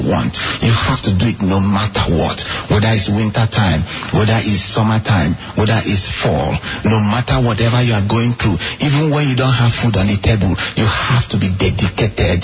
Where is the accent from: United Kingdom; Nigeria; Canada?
Nigeria; moved away; me growing up in Nigeria